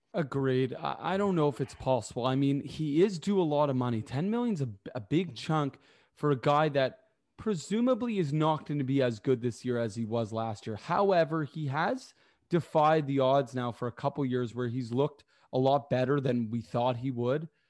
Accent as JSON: {"language": "English", "country": "Canada", "said": "I am Canadian"}